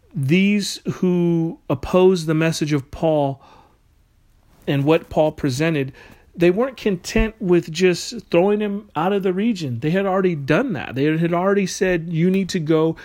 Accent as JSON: {"language": "English", "country": "United States", "said": "we as American citizens"}